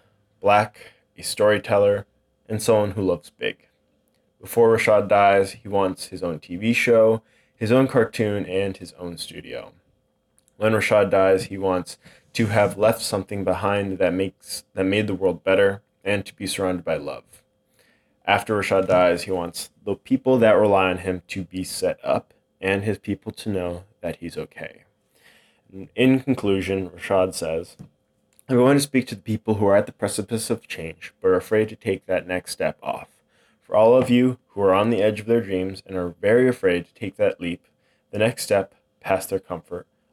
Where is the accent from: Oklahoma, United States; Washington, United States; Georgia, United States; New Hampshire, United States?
New Hampshire, United States; also born or lived in Tampa, Florida; now in Coopersburg, United States; I grew up in New Hampshire